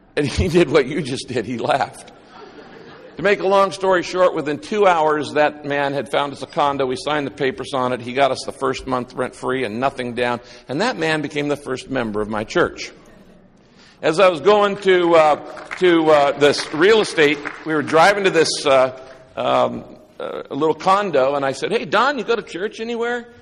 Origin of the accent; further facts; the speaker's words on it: Northern California, United States; also born or lived in Texas / Orange County, California; I was raised up in Northern California, uh, in a little town of less than five hundred people.